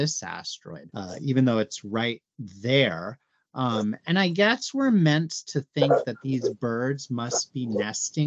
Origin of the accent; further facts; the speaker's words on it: Arizona, United States; I'm from Arizona